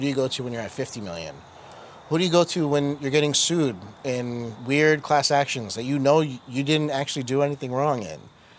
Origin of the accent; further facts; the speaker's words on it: New Jersey, United States; also born or lived in India; As a kid, immigrant, I was born in India. I know earlier we said born and raised in Jersey.